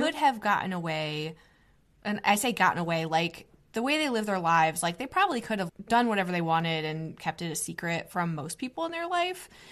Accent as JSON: {"language": "English", "region": "Northeast", "country": "United States", "tie": "born or raised there", "said": "as a millennial American woman growing up in the Northeast in middle class"}